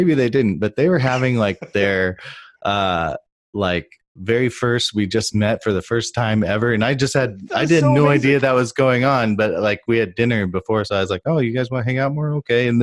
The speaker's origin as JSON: {"language": "English", "town": "Austin", "region": "Texas", "country": "United States", "tie": "born or raised there", "also_born_or_lived": "Japan", "said": "here in Austin, Texas, my hometown"}